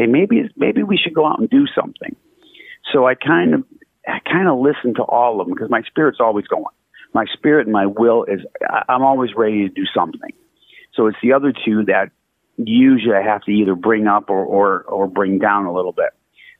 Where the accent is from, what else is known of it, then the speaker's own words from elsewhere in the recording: Wisconsin, United States; Yeah, Wisconsin.